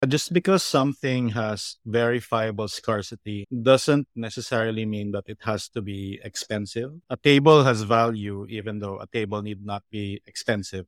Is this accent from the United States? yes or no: no; Philippines; I grew up in the Philippines